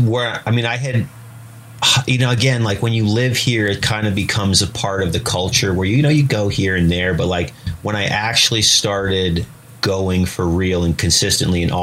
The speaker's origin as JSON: {"language": "English", "town": "Lake Placid", "region": "New York", "country": "United States", "tie": "born or raised there", "said": "I grew up in Lake Placid, New York, which is right in the heart of the High Peaks here in the Adirondacks, which is where I live again now"}